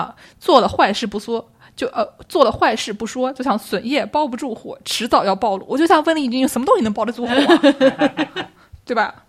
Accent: Nujiang, Yunnan, China; 我是我是云南的，

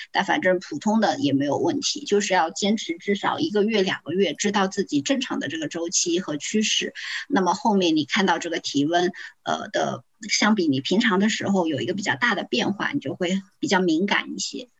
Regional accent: Zhejiang, China; 我是浙江人

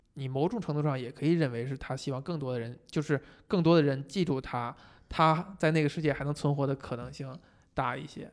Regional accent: China; 我们中国人

